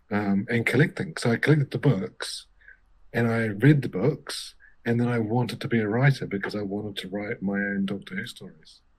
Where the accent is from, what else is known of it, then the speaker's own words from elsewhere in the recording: New Zealand; I grew up in New Zealand in the 80s